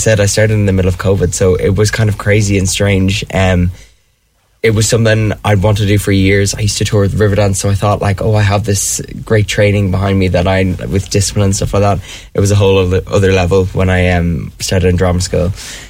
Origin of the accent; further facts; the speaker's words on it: Dublin, Leinster, Ireland; moved away as an adult; also born or lived in London; I'm from Dublin